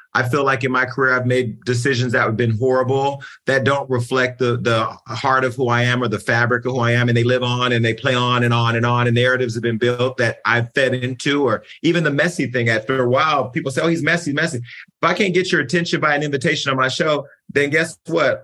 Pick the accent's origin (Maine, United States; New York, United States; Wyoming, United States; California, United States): California, United States; I'm from California